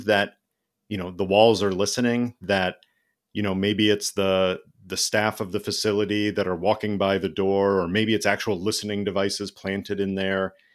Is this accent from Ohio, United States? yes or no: no; Illinois, United States; I was born in Illinois